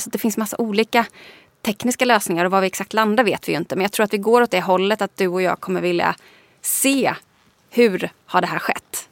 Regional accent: Småland, Sweden; moved away; also born or lived in Lund; Nu är jag uppvuxen i liksom, entreprenörs Småland.

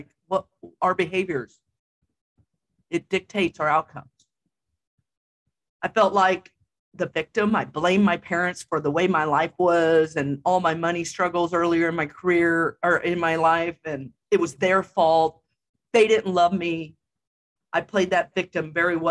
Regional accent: Jefferson City, United States; moved away; the Jeff city limits, my hometown

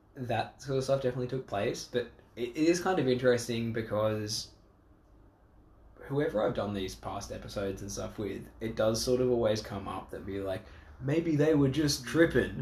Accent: Australia

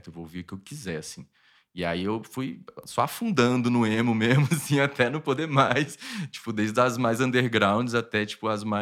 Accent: Pernambuco, Brazil; que, né, eu cresci ouvindo lá em Pernambuco.

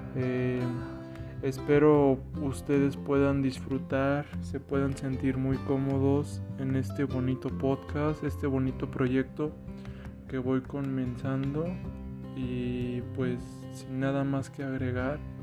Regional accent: Mexico City, Mexico; soy originario de la Ciudad de México

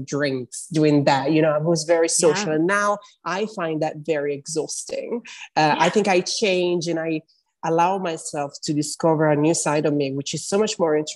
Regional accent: Italy; moved away as an adult; also born or lived in London, United Kingdom / North East England / Middle East; now in New York City, United States; I am Italian. I grew up in Italy. Then I moved to England when I was 21

